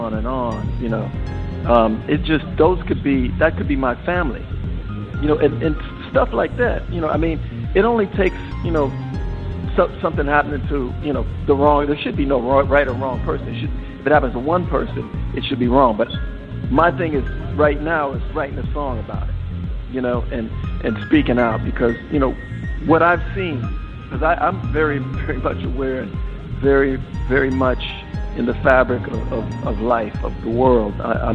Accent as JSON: {"language": "English", "town": "Minneapolis", "region": "Minnesota", "country": "United States", "tie": "born or raised there", "said": "where I grew up in Minneapolis"}